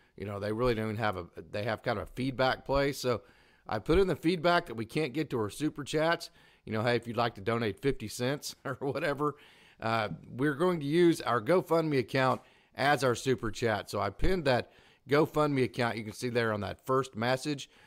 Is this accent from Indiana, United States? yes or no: no; Oklahoma, United States; accent: Oklahoma; my Oklahoma accent